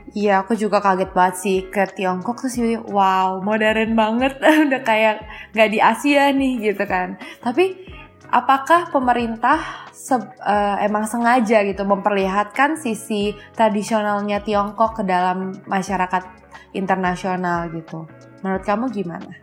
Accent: Indonesia; aku sebagai orang Indonesia

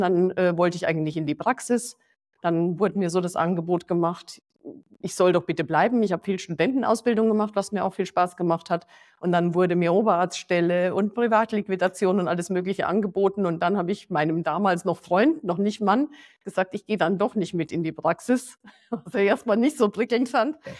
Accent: Passau, Bavaria, Germany; moved away; also born or lived in Hesse; Ich persönlich äh, bin in Passau aufgewachsen

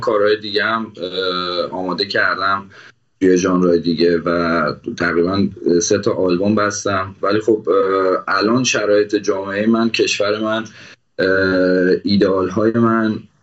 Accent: Iran; من به عنوان یک ایرانی

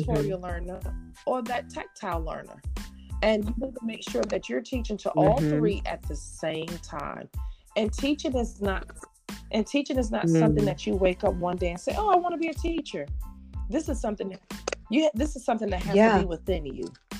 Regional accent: Paterson, New Jersey, United States; I grew up in New Jersey, and Patterson, New Jersey

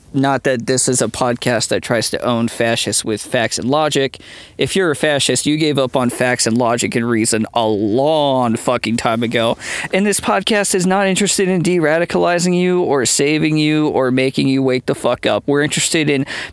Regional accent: United States; speaking as an Irish American

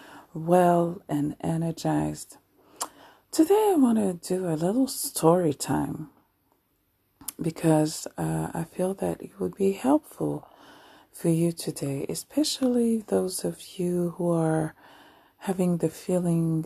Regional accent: Paris, Île-de-France, France; moved away as an adult; now in Anjou, France; who was born and raised in Paris, France

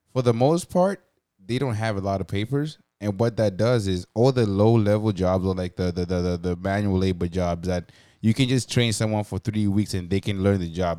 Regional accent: Zimbabwe; now in Canada; growing up in Zimbabwe and being around Zimbabweans my whole life

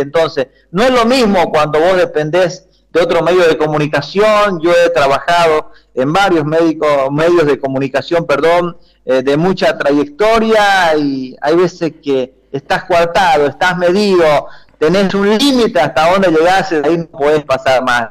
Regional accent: Bolivia; como boliviano

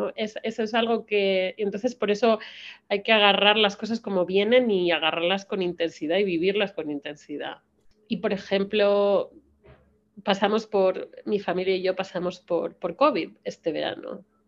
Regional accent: Spain; moved away as an adult; now in United States

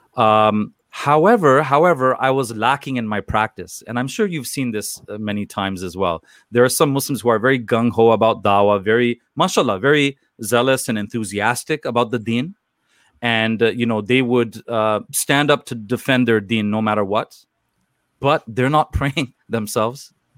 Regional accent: Toronto, Ontario, Canada; I was born and raised in Toronto, Canada

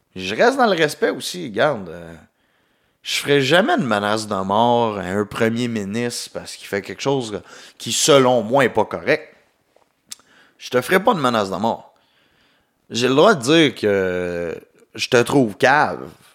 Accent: Quebec, Canada; accent: Québécois; mon accent québécois

